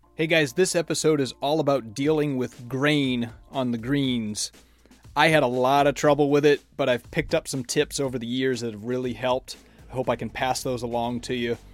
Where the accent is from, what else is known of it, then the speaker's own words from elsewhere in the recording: Maine, United States; moved away as an adult; also born or lived in Florida; I grew up in Maine playing on bent grass greens